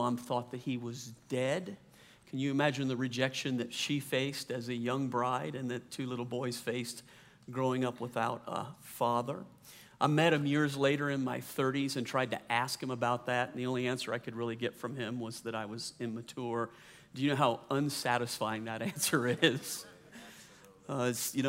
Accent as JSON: {"language": "English", "region": "Louisiana", "country": "United States", "tie": "born or raised there", "also_born_or_lived": "New Orleans, Louisiana / San Diego, California / Slidell, Louisiana", "said": "I grew up in the South, Louisiana"}